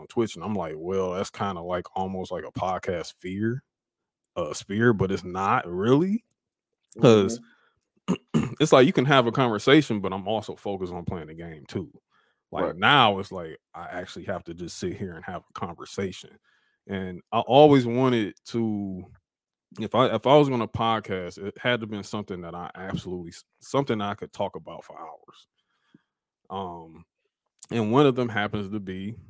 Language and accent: English; Detroit, Michigan, United States; We're both from Detroit. Funny thing, Ant's from the west side. I'm from the east side originally.